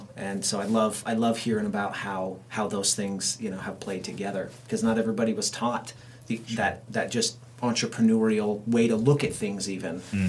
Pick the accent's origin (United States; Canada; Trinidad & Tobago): United States; Central Oregon; I grew up in Central Oregon